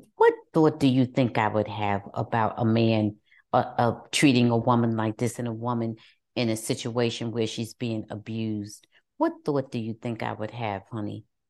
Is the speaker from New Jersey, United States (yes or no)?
yes; New Jersey, United States; moved away; I'm originally from New Jersey.